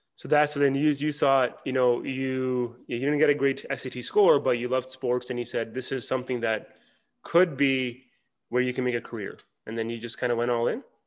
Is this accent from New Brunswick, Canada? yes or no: no; Toronto, Ontario, Canada; moved away as an adult; now in Dallas, United States; I'm from Toronto